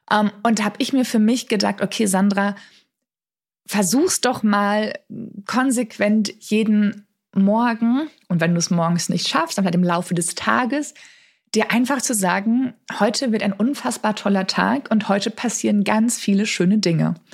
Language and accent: German; Dortmund, North Rhine-Westphalia, Germany; moved away as an adult; Und ich bin ja gebürtig aus Dortmund, habe da gelebt, bis ich irgendwie, weiß ich nicht, so 26, 27 Jahre alt war.